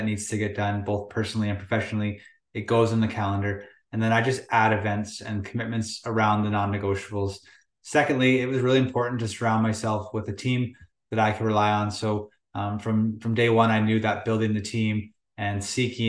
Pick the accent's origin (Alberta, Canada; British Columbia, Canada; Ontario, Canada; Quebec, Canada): British Columbia, Canada; Lower Mainland; Born and raised in the Lower Mainland, BC